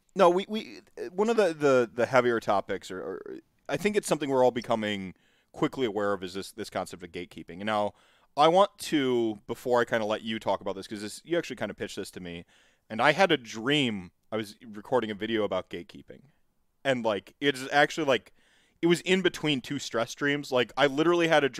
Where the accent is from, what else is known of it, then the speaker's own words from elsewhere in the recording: United States; as an American